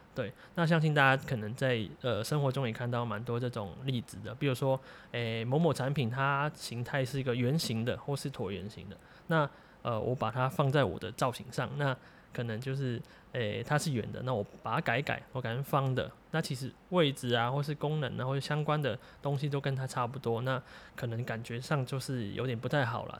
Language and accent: Chinese; Macau; now in Taiwan; 因为我本身是澳门人啊。对，流浪在台湾现在